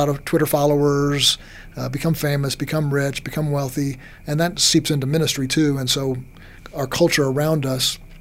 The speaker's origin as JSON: {"language": "English", "region": "New York", "country": "United States", "tie": "born or raised there", "also_born_or_lived": "Texas", "moved": "yes", "said": "I grew up in New York. And when I was in New York, I kind of acted a bit like a New Yorker."}